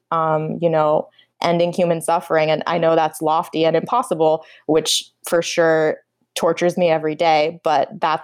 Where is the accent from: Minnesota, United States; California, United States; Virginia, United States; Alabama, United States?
California, United States; Napa Valley; also born or lived in Bangalore, India; I'm from the Napa Valley, which is the indigenous Wapo territory in Central California.